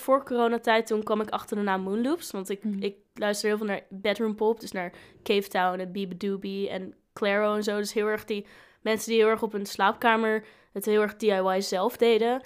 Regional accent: Groningen, Netherlands; moved away as an adult; now in Leeuwarden, Netherlands; ik kom uit Groningen

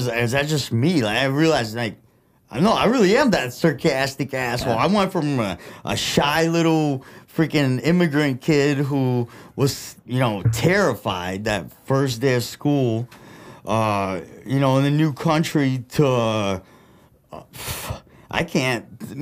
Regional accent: Flint, Michigan, United States; accent: Midwest; first language Russian; English is a second language; also born or lived in Russia; being an immigrant, growing up in Flint

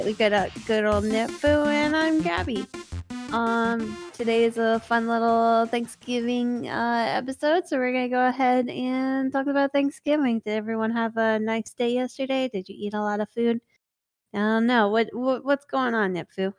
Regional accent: United States; I'm not English, I'm American

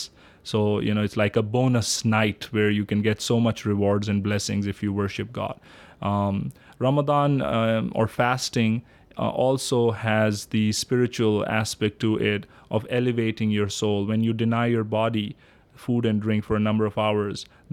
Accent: Pakistan; now in East Lansing, United States; I am from Pakistan originally, born and raised there

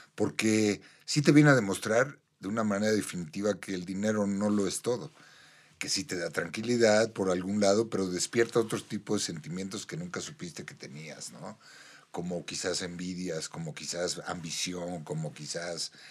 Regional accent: Mexico; nosotros los mexicanos

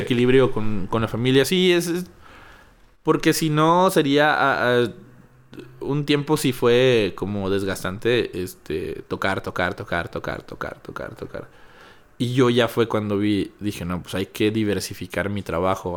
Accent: Chávez, Coahuila, Mexico; now in Torreón, Mexico; yo no vivía aquí, soy de Chávez

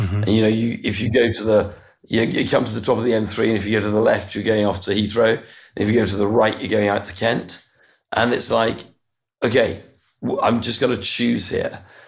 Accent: Brussels, Brussels-Capital Region, Belgium; I was born in Brussels, actually. It's a nice place to grow up. My father worked in a European context, and I lived there almost all my young life.

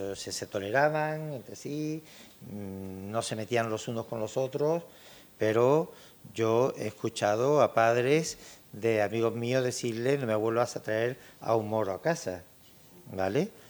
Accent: Tangier, Tanger-Tetouan-Al Hoceima, Morocco; moved away; nos une el hecho de ser, eh, de ser tangerino

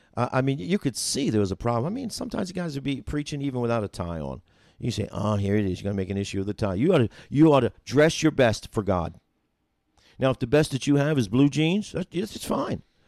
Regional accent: New Jersey, United States; also born or lived in Carneys Point, New Jersey / Mickleton, New Jersey; now in Union, Missouri, United States; growing up in New Jersey

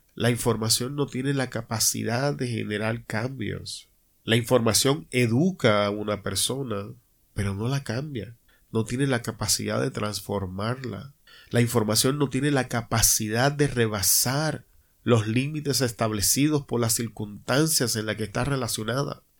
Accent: Puerto Rico; como decimos en mi país, Puerto Rico

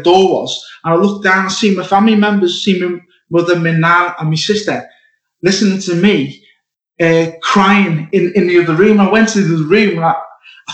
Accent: Liverpool, North West England, United Kingdom; also born or lived in Wirral; I was born in Liverpool

